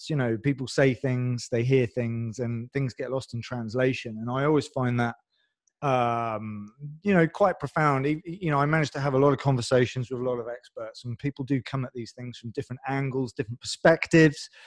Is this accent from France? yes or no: yes; France; English is a second language; also born or lived in England; I know my accent. We talked about this offline, but I'm basically French